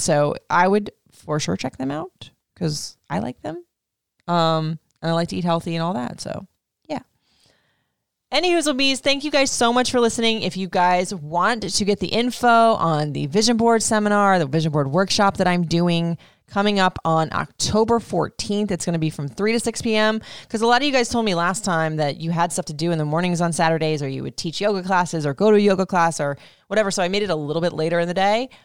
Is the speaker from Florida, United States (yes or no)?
yes; Florida, United States; I grew up in Florida